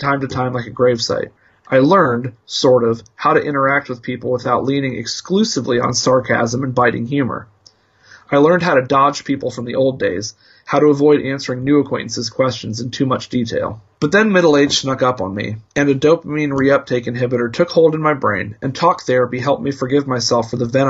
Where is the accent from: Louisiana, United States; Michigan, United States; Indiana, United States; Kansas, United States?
Indiana, United States; Indianapolis; Two grown-up hardcore punks, longtime journalists, and longtime friends born and bred in Indianapolis, Indiana.